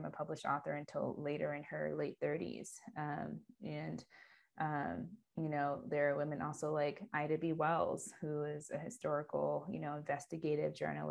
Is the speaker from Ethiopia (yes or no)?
yes; Ethiopia; Ethiopia, which is my home country